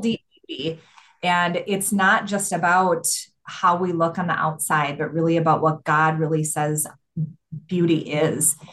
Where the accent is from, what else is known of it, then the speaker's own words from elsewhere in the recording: Minnesota, United States; I was from Minnesota